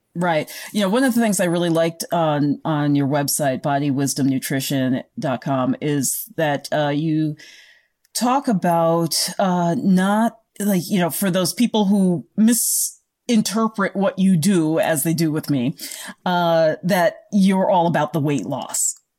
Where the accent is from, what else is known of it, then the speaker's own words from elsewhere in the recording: United States; as Americans or North Americans